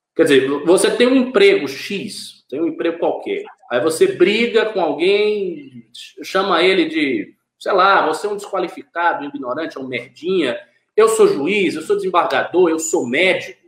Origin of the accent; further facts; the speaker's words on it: Bahia, Brazil; moved away; Lá no meu estado original, na Bahia